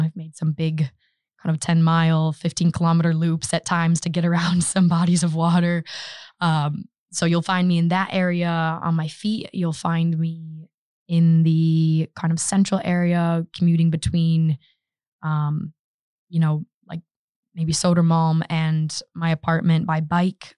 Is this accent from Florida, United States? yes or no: no; Grand Haven, Michigan, United States; moved away as an adult; now in Stockholm, Sweden; my hometown is, it's Grand Haven, Michigan